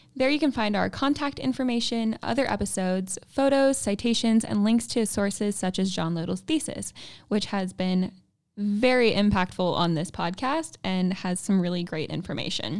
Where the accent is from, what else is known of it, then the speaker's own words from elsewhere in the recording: Kansas City, Missouri, United States; moved away as an adult; now in Murfreesboro, United States; I'm originally from Kansas City, Missouri